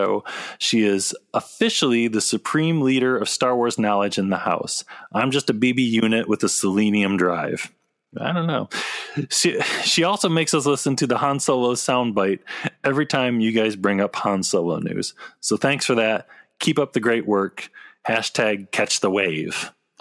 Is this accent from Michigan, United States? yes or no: yes; Muskegon, Michigan, United States